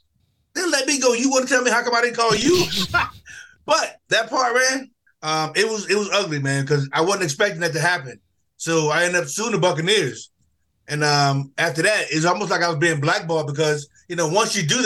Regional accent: Newark, New Jersey, United States; I grew up in Newark

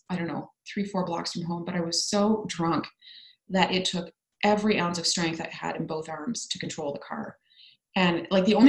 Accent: Ottawa, Ontario, Canada; moved away as an adult; my hometown of Ottawa

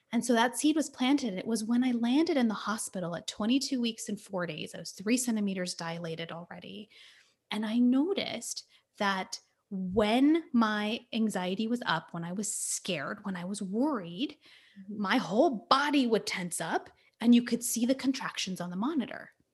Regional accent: California, United States; So, I was born and raised in California, um, and my parents immigrated here from India.

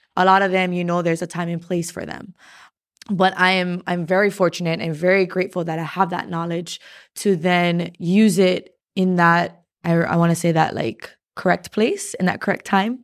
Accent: Hawaii, United States; as Hawaiian people

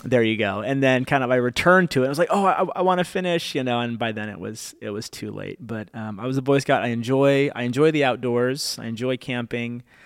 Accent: Fremont, California, United States; also born or lived in Oakland, United States / Davis, United States / Benicia, United States; I was born in Oakland. I moved to Fremont. I went to school in Davis, which is like an hour and a half away, which is like the furthest I've ever lived away

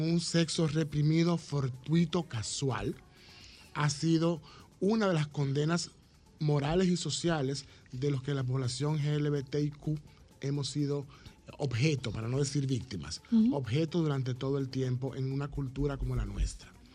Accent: Dominican Republic; como dominicanos y dominicanas, tenemos una realidad particular.

